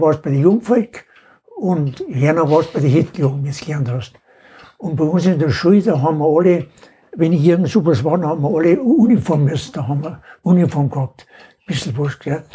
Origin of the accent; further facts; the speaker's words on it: Inning am Holz, Bavaria, Germany; geboren bin am 20.02.29 in Heldering, Gemeinde Inning am Holz